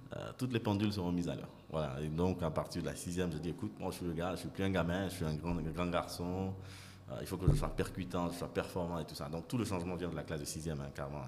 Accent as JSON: {"language": "French", "town": "Abidjan", "country": "Côte d’Ivoire", "tie": "born or raised there", "also_born_or_lived": "London / South Africa / Nigeria", "said": "Je suis ivoirien, donc né ici, grandi ici, et puis fini les études à Londres. Avant de revenir à Abidjan"}